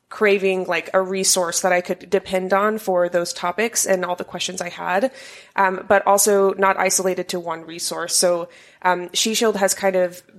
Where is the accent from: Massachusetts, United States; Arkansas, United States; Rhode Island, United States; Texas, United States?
Arkansas, United States; So I am originally from Arkansas.